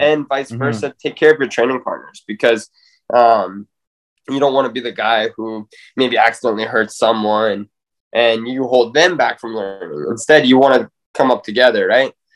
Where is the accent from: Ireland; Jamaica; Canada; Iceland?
Canada; Spruce Grove, Alberta; bring this back to my hometown